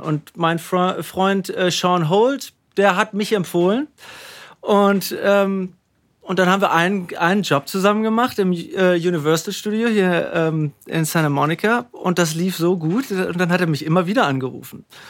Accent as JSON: {"language": "German", "town": "Münster", "region": "North Rhine-Westphalia", "country": "Germany", "tie": "born or raised there", "also_born_or_lived": "Paderborn / Hamburg", "moved": "as an adult", "lives_now": "California, United States", "said": "Hiltrup war für mich. Ähm, super Platz, um aufzuwachsen"}